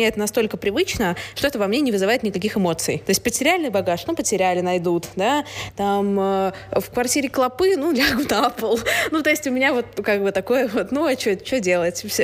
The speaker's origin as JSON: {"language": "Russian", "region": "Saint Petersburg", "country": "Russia", "tie": "born or raised there", "also_born_or_lived": "United Kingdom", "moved": "as an adult", "said": "Я выросла в Петербурге"}